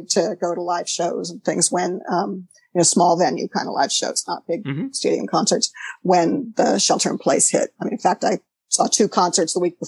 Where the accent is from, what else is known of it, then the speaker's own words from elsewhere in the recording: Los Angeles, California, United States; moved away as an adult; also born or lived in San Francisco; now in Berkeley, United States; I was born in Los Angeles, actually, and moved to San Francisco in the early 80s